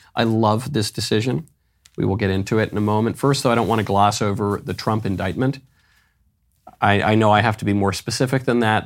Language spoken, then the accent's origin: English; New York City, New York, United States; I'm a New Yorker